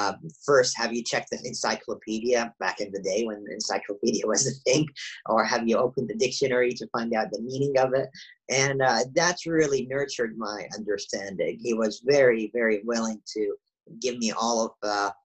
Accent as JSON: {"language": "English", "country": "Saudi Arabia", "tie": "born or raised there", "moved": "yes", "said": "as I grew up in Saudi Arabia, I went through the public education system there"}